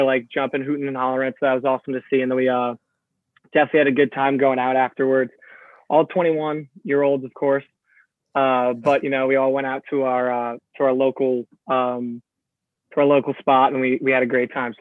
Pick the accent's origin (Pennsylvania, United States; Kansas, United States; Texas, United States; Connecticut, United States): Connecticut, United States; 15 minutes from Fairfield; moved away as an adult; Fairfield is, 15 minutes from my hometown, so I didn't go there